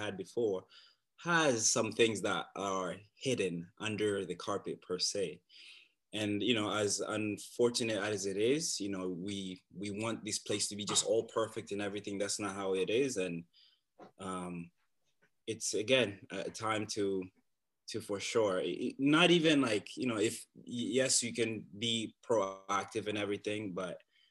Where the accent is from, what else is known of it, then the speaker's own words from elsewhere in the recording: Bukavu, South Kivu, DR Congo; also born or lived in Uganda; now in Canada; I was born in a small and beautiful city called Bukavu in the Democratic Republic of Congo.